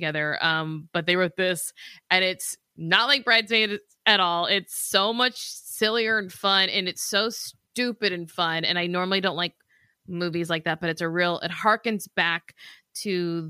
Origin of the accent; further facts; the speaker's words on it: the South, United States; We're from the South.